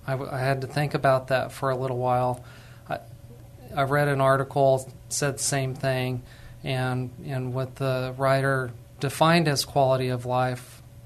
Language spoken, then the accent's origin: English; New Mexico, United States; now in Texas, United States; And I'm not from Texas. I'm actually from New Mexico.